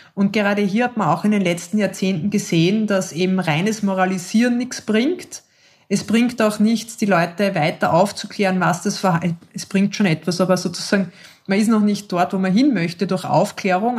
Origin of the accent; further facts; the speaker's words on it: Austria; Bei uns in Österreich sind wir alle automatisch Organspenderinnen